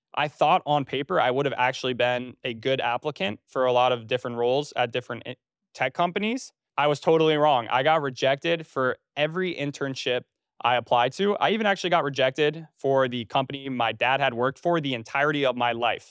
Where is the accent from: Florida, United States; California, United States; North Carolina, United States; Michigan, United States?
North Carolina, United States; also born or lived in Trenton, New Jersey / New York City; I was born in New Jersey. Uh, I was initially a Jersey boy, born in Trenton, and then I moved to North Carolina when I was almost nine years old. So I grew up in North Carolina